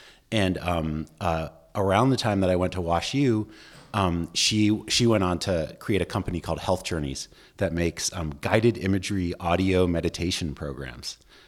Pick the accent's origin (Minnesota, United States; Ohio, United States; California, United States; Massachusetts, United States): Massachusetts, United States; Boston; also born or lived in Washington, D.C. / Cleveland; I grew up in Boston, D.C., and Cleveland, and my dad was an academic, so we moved around a bit